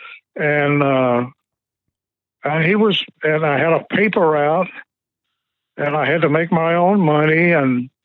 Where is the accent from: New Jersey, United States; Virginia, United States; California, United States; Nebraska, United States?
Virginia, United States; Emporia; also born or lived in Richmond, Virginia; I grew up in Emporia, Virginia.